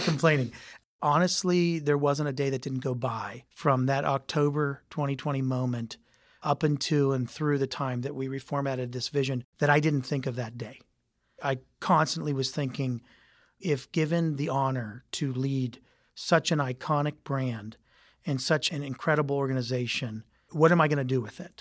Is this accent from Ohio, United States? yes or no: yes; Youngstown, Ohio, United States; I came from Youngstown, Ohio